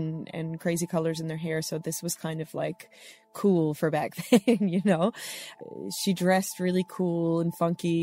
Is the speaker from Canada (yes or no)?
yes; Nanaimo, British Columbia, Canada; moved away as an adult; now in Corner Brook, Canada; I am originally from Nanaimo, BC, Canada, on Vancouver Island, where I was born and raised.